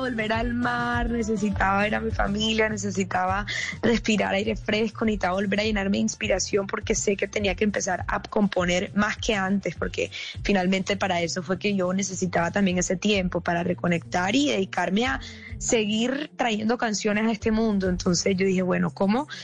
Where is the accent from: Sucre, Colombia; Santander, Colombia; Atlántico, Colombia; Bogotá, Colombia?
Atlántico, Colombia; Barranquilla; yo soy barranquillera